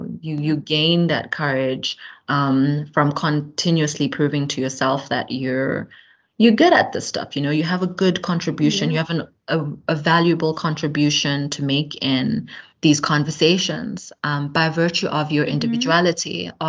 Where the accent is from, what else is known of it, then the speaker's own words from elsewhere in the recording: Eastern Cape, South Africa; also born or lived in Johannesburg; my unique perspective as a South African who, you know, is from the Eastern Cape, from Johannesburg